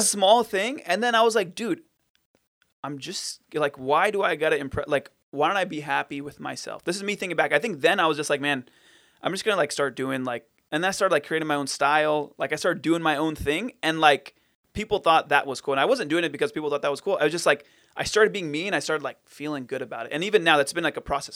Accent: Fountain Valley, California, United States; I was born and raised in Fountain Valley

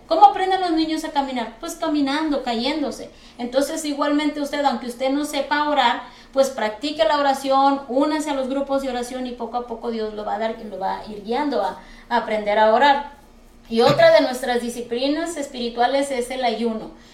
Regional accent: Mexico; now in United States; nosotros que venimos de México

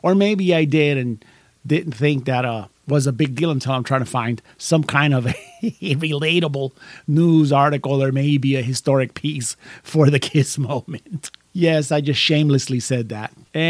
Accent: New York, United States; also born or lived in Puerto Rico; I remember growing up in New York and in Puerto Rico.

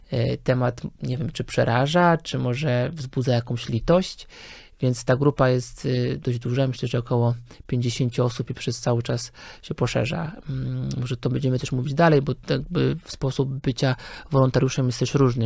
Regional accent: Lower Silesian Voivodeship, Poland; moved away as an adult; also born or lived in Wrocław; now in Warsaw, Poland; jestem generalnie z Dolnego Śląska

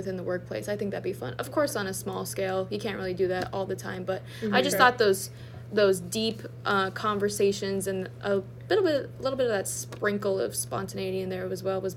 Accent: Erie, Pennsylvania, United States; moved away; I'm originally from Erie, Pennsylvania

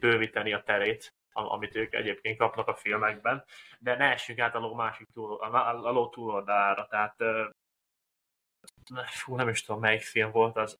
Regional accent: Hungary; mi magyarok vagyunk

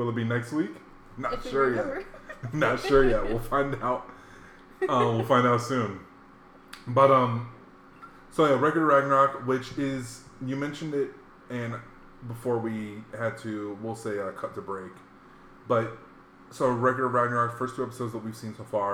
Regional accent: Hawaii, United States; growing up in Hawaii, we had a lot of manga.

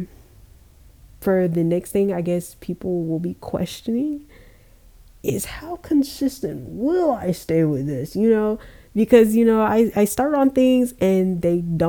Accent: Georgia, United States; I was born in Georgia

